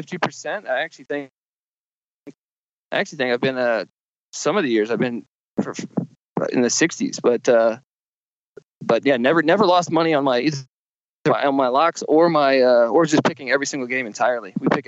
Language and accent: English; East Coast, United States; now in Los Angeles, United States; I grew up on the East Coast and I moved out to LA to pursue stand up and writing and stuff